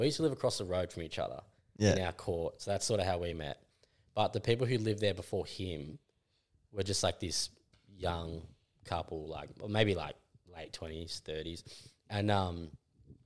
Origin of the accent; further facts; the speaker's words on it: Rosebud, Victoria, Australia; I grew up in Rosebud, like at the front beach